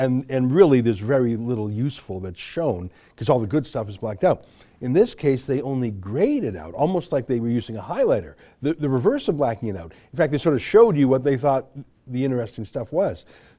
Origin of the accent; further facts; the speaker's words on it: Canada; I'm a Canadian journalist and author.